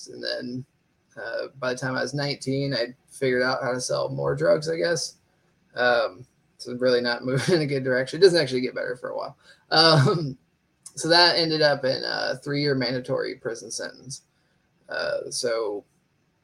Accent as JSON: {"language": "English", "town": "Dayton", "region": "Ohio", "country": "United States", "said": "I'm from Dayton, Ohio"}